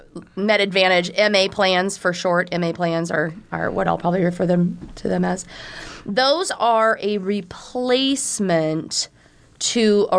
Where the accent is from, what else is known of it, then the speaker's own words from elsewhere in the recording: Iowa, United States; now in Omaha, United States; I have lived in the Omaha area for 20-ish, 22 years. Didn't come from a far distance. I am originally from Southwest Iowa, so I'm a small town kid.